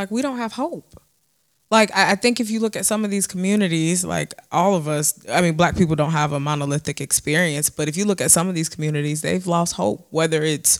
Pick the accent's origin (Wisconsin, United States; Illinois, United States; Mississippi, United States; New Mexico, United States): Illinois, United States; Chicago; I grew up in Beverly.